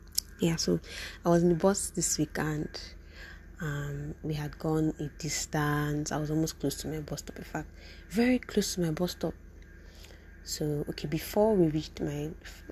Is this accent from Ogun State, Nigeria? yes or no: no; Port Harcourt, Rivers State, Nigeria; Because I'm from River State and from Port-Harcourt